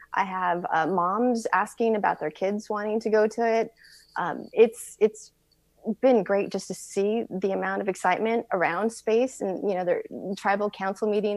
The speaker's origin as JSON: {"language": "English", "town": "Tucson", "region": "Arizona", "country": "United States", "said": "I am from Tucson."}